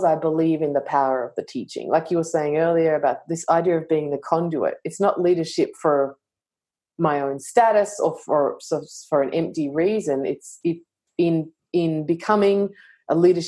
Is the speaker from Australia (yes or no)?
yes; Australia; me being Australian